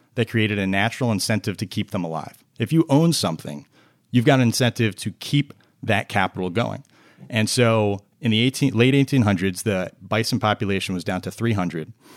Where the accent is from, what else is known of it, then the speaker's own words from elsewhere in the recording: New Jersey, United States; moved away as an adult; now in Washington, D.C. area, United States; I'm a Jersey boy. I was from New Jersey originally